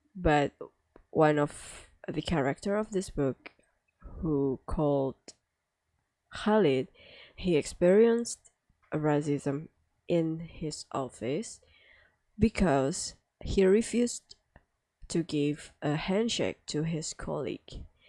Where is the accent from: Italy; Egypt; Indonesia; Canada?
Indonesia; English is a second language; I'm from Indonesia